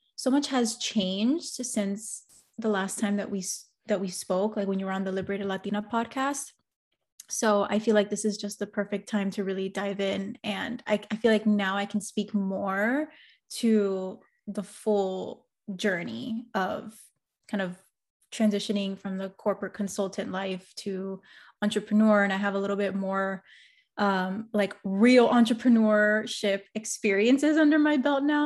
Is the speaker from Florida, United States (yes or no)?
yes; Miami, Florida, United States; I'm first generation Cuban American, and I grew up in Miami